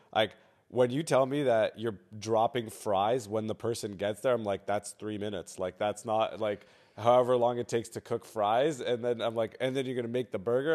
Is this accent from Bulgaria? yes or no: no; Canada; I came as an immigrant, but with my parents. I was five years old when I came here.